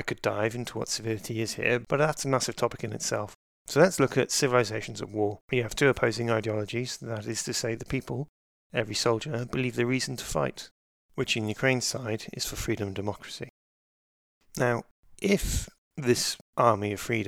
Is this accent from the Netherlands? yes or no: no; United Kingdom; I'm British.